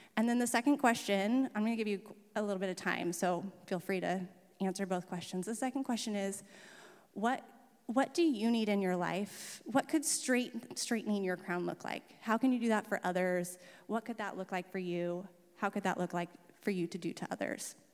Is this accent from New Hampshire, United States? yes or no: no; Camp Tadmor, Oregon, United States; also born or lived in Salem; we moved, um, to Camp Tadmor, which is about an hour south, when I was eight, and I grew up in that environment